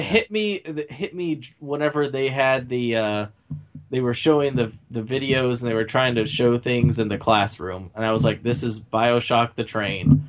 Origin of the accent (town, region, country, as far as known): United States